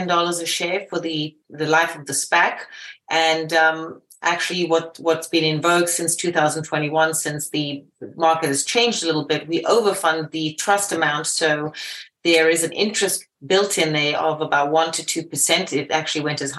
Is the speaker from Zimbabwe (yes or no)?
yes; Zimbabwe; also born or lived in United Kingdom; now in New York, United States; I am initially from Zimbabwe, and I've made it through from living in the UK all the way to living in New York.